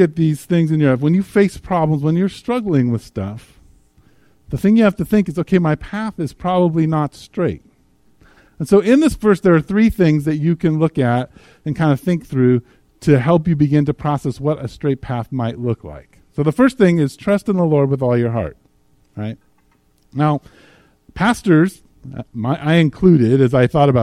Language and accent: English; United States; as Americans